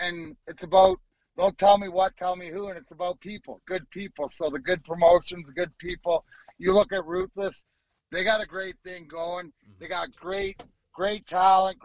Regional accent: Canada; being Canadian

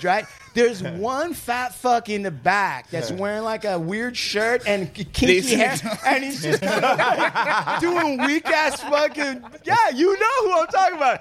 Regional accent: United States; I grew up on reservation

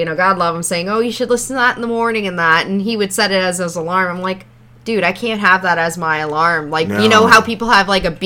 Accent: Toronto, Ontario, Canada; we're from Toronto area

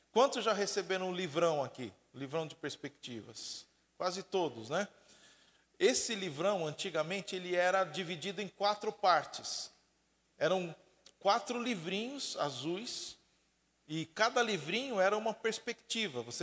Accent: São Paulo, Brazil; Eu sou natural de São Paulo, capital

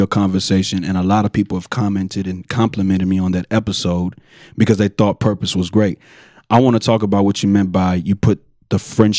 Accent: Houston, Texas, United States; I'm from the Southwest, and I went to school on the North.

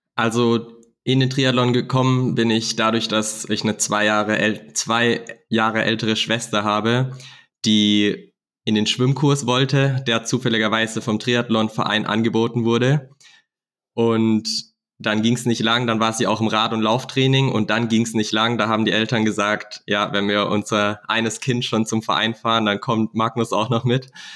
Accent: Black Forest, Baden-Württemberg, Germany; also born or lived in Nuremberg; bei uns im Schwarzwald

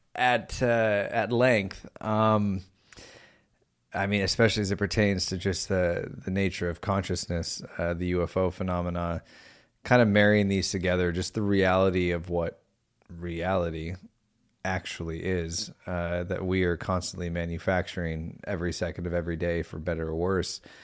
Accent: United States; we're an American man

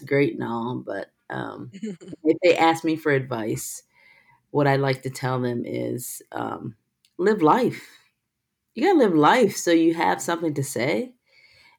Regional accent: Detroit, Michigan, United States; English is a second language; also born or lived in Korea; I grew up in Korea until I was 6 years old. And when I came to America, I couldn't speak English. And then my parents divorced, and my single black father raised me and my brother, retired from the military, moved me to Detroit

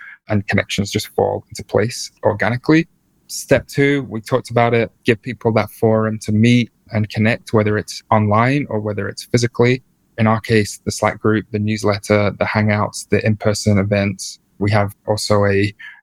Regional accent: England, United Kingdom; also born or lived in New York; I'm from England and we get like easily embarrassed and like easily awkward.

